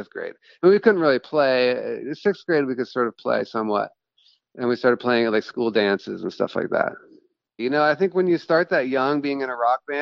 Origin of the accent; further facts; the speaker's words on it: Washington, District of Columbia, United States; I am a songwriter from Washington, D.C.